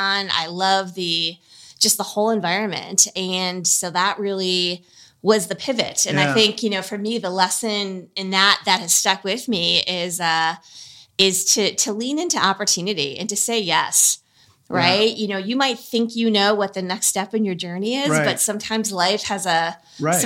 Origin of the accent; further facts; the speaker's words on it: Milwaukee, Wisconsin, United States; I grew up in the suburbs of Milwaukee, Midwesterner by birth